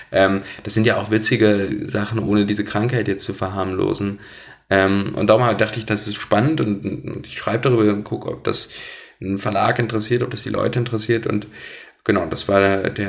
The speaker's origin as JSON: {"language": "German", "town": "Blankenburg", "region": "Saxony-Anhalt", "country": "Germany", "tie": "born or raised there", "also_born_or_lived": "Wernigerode", "said": "Wernigerode bin ich geboren, Blankenburg in der Stadt daneben aufgewachsen, aber Wernigerode würde ich als meine Heimat sozusagen sehen, Sachsen-Anhalt im Harz"}